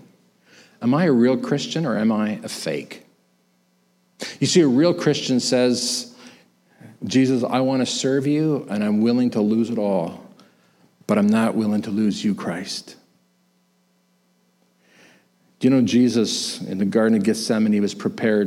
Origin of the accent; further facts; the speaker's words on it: Canada; I was born in Canada